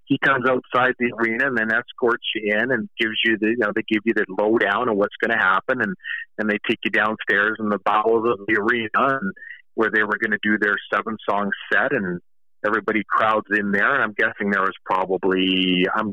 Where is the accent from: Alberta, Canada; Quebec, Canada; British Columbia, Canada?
British Columbia, Canada; Kamloops; here in my hometown of Kamloops